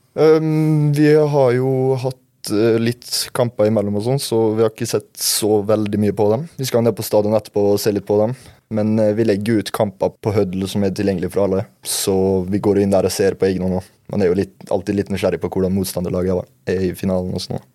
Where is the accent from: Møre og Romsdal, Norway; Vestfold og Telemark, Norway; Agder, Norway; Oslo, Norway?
Møre og Romsdal, Norway; Molde; also born or lived in Bærum; Så flytta jeg hit da jeg var fem år